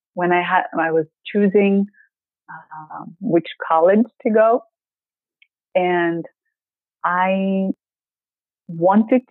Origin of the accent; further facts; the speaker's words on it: Greece; English is a second language; moved away as an adult; now in Maryland, United States; I'm coming from Greece